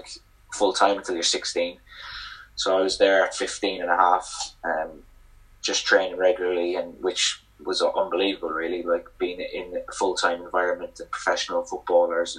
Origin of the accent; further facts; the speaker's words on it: Cork, Munster, Ireland; moved away; I'm from Cork